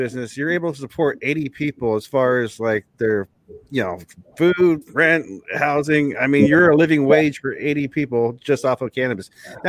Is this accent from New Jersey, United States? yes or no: no; Oceanside, California, United States; I'm from Oceanside. I grew up from that area.